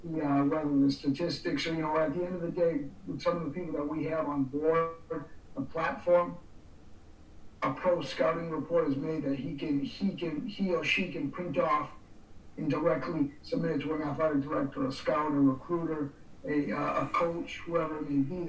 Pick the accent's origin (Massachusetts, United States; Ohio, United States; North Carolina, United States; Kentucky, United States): Massachusetts, United States; Boston; I grew up in the Boston area